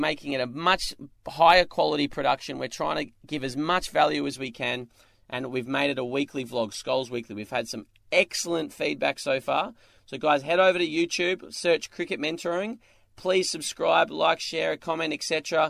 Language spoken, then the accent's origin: English; Alice Springs, Northern Territory, Australia; I grew up in Alice Springs